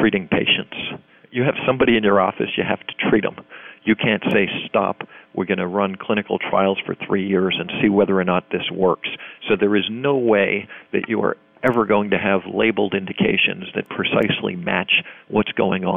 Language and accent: English; United States; I'm an American